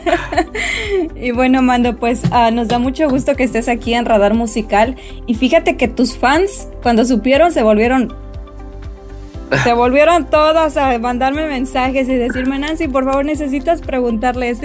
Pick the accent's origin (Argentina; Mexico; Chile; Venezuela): Mexico; Yo soy mexicana